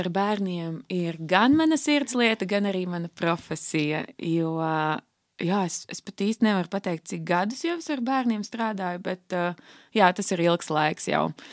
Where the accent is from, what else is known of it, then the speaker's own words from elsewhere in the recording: Riga, Latvia; esmu no Rīgas, tur arī esmu pavadījusi visu savu dzīvi jau no pašas bērnības